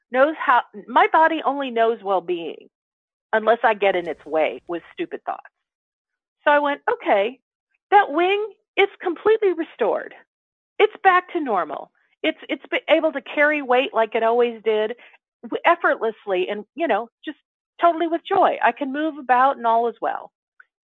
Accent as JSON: {"language": "English", "town": "Chicago", "region": "Illinois", "country": "United States", "tie": "born or raised there", "said": "a sarcastic sense of humor like I grew up with in Chicago"}